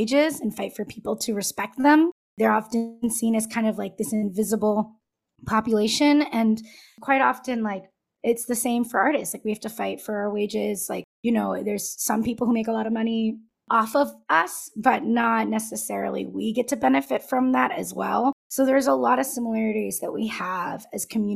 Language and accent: English; Southern California, United States; first language Spanish; English is a second language; moved away; I grew up in Southern California